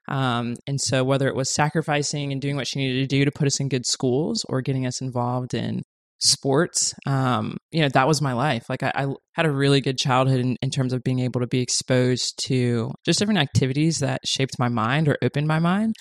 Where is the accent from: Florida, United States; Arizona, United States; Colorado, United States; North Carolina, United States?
Florida, United States; Orlando; moved away as an adult; now in Los Angeles, United States; originally from Orlando, Florida, born and raised